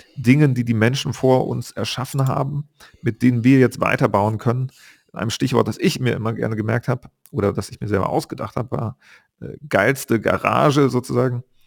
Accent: Bonn, North Rhine-Westphalia, Germany; moved away; seitdem ich meine Heimatstadt Bonn verlassen habe

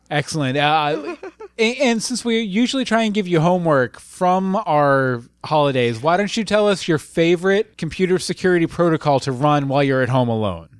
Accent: United States; I'm American

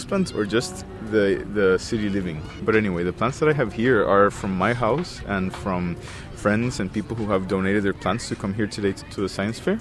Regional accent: Costa Rica; now in Victoria, Canada; I am an artist from Costa Rica, and I am currently living in Victoria.

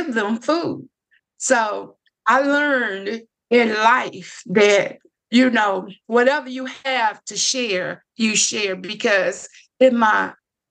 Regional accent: Lake Providence, Louisiana, United States; I grew up here in Lake Providence

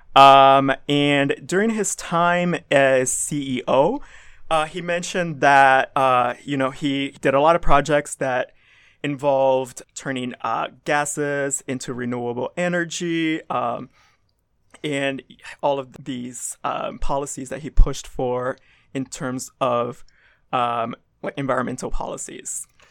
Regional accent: the South, United States; I grew up in the South, um, I grew up in a very conservative environment

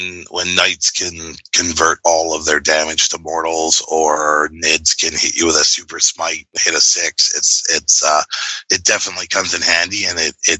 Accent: Vancouver, British Columbia, Canada; I'm from Vancouver, BC. Tournament was in Nanaimo. So, it's a three-hour sort of trip to get there. But, so from British Columbia, Canada.

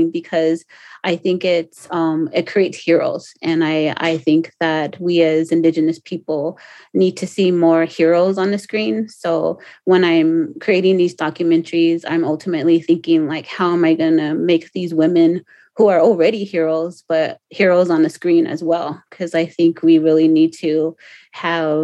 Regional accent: Pico Rivera, California, United States; moved away; I grew up in Pico Rivera, which is 13 miles east of Los Angeles.

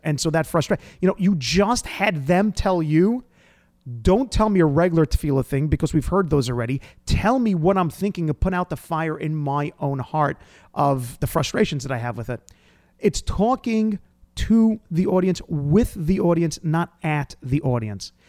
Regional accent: New York, United States; I'm from New York.

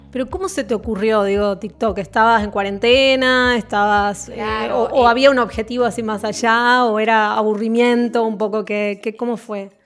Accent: Tucumán, Argentina

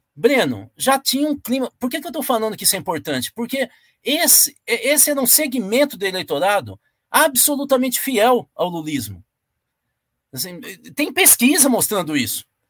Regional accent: Tupã, São Paulo, Brazil; A região onde eu nasci, que é a região de Tupã, Marília, essa região aí

